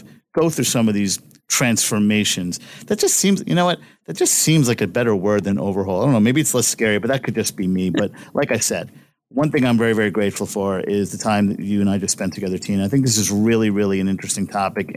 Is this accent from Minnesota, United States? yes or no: no; New York City, New York, United States; I'm from Brooklyn, New York